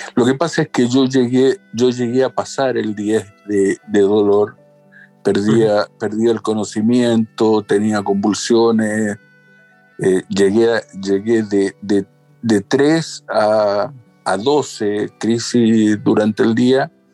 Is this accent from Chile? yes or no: yes; Chile; yo tengo 55 años, soy de Chile